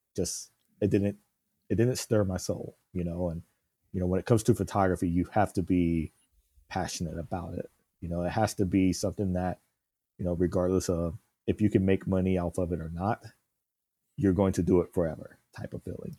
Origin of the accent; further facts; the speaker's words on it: South Carolina, United States; moved away; growing up in South Carolina